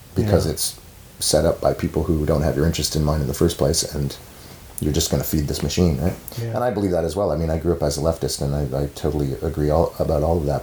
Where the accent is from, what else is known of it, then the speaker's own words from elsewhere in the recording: Canada; as a Canadian